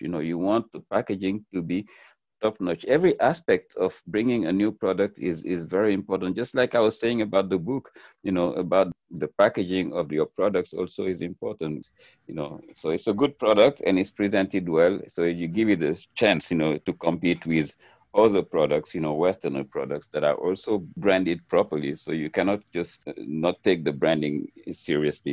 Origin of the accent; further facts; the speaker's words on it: Senegal; moved away as an adult; now in United States; I grew up in Senegal